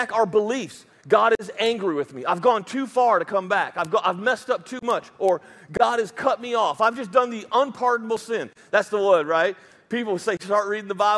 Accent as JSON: {"language": "English", "country": "United States", "accent": "redneck", "first_language": "English", "said": "that's my mother tongue is redneckishness"}